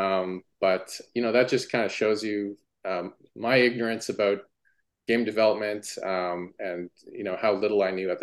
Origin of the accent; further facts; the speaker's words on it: Ottawa, Ontario, Canada; also born or lived in Toronto; back to my hometown of Ottawa